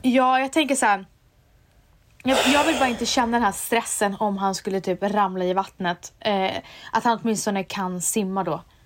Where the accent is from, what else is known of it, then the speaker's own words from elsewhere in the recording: Umeå, Västerbotten County, Sweden; jag är från Umeå